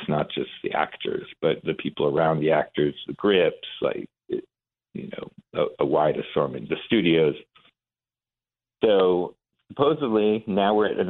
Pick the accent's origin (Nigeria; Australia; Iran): Iran; moved away; So we came from Iran with my mom during the revolution in 79.